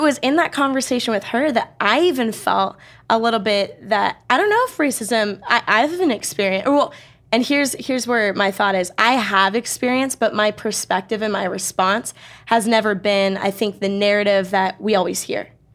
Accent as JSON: {"language": "English", "area": "Bay Area", "region": "California", "country": "United States", "tie": "born or raised there", "moved": "yes", "lives_now": "Riverside, United States", "said": "I grew up in the Bay Area"}